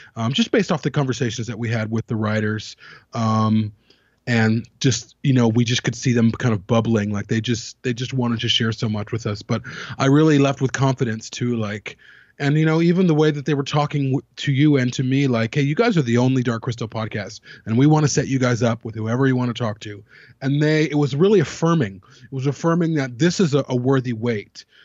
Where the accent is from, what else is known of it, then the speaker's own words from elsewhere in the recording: United States; I grew up in America's last hippie commune.